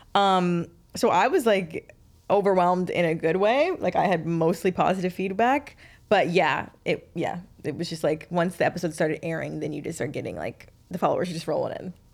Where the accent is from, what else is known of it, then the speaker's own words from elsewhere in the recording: the South, United States; I'm from the South